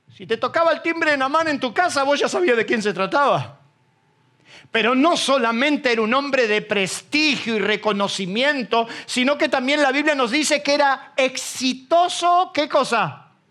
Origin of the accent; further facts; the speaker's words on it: Isidro Casanova, Buenos Aires Province, Argentina; soy un paisano de Casanova